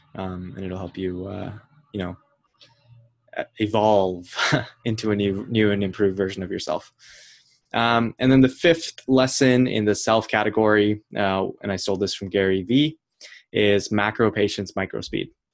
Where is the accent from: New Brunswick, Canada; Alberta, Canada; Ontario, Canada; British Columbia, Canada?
Ontario, Canada; Ottawa; moved away as an adult; also born or lived in Toronto; I was from Ottawa